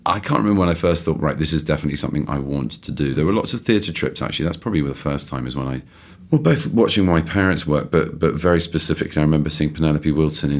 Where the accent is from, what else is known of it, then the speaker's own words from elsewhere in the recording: London, United Kingdom; also born or lived in East Grinstead / Harrow; I was born and raised in London on and off. I went to boarding school, so a bit of East Grinstead and Harrow